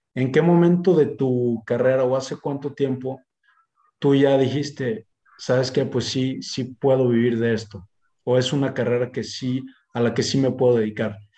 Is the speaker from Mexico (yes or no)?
yes; Mexico